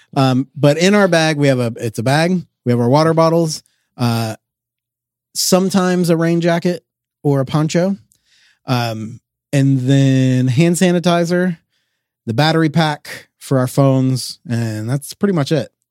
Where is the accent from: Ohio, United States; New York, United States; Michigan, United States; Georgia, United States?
Georgia, United States; we are from Georgia, where it is also hot and humid